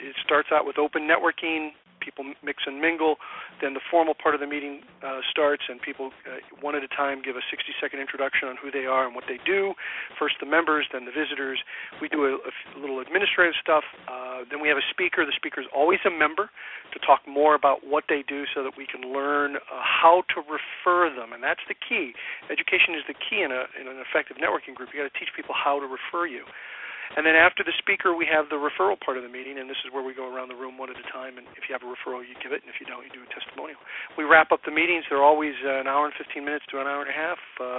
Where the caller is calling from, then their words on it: California, United States; I'm actually at my home office or home location in business here in Southern California.